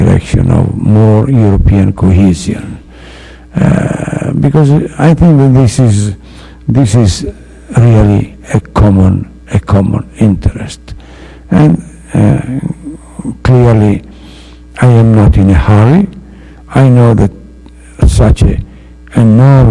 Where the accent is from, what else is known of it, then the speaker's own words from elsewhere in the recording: Italy; first language Italian; English is a second language; Italian, my mother language